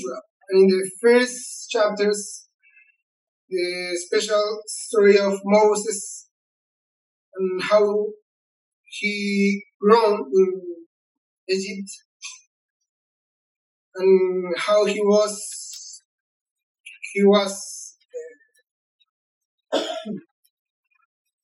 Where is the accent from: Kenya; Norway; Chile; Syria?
Chile; first language Spanish; English is a second language; I'm from Chile